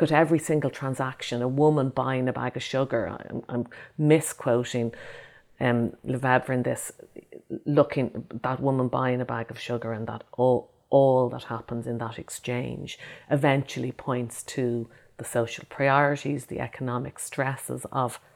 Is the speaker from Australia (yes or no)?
no; Ireland; my fellow people growing up in Ireland at the same time as me